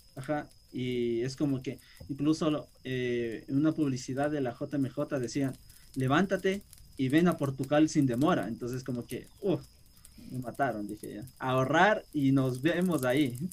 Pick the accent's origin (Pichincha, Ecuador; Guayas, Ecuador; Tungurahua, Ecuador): Pichincha, Ecuador; Quito; yo como quiteño de, de capital